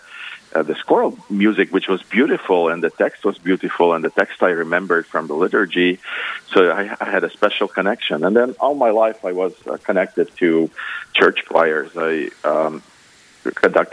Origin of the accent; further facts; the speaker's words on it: Ukraine; moved away as an adult; also born or lived in Minnesota; now in Minneapolis, United States; Originally, I'm from Ukraine, and my first education was over there